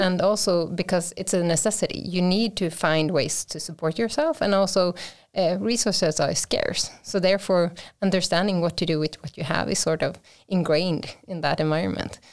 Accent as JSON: {"language": "English", "town": "Vimmerby", "region": "Kalmar County", "country": "Sweden", "tie": "born or raised there", "said": "I am from Sweden, uh, born and raised in, uh, south of here, so, uh, from the classic, uh, forests of, uh, Vimmerby"}